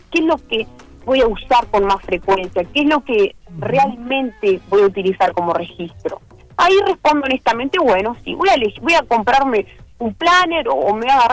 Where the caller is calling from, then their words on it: Cuchilla Alta, Canelones, Uruguay; de Cuchilla Alta